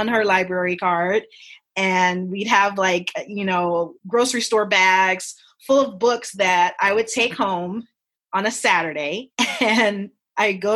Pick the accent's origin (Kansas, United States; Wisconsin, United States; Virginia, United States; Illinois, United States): Illinois, United States; Chicago; I grew up in Chicago in the 80s and the 90s.